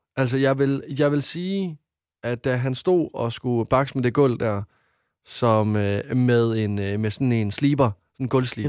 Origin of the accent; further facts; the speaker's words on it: Varde, Southern Denmark, Denmark; moved away; dem, jeg har haft hjemme i Varte hele mit liv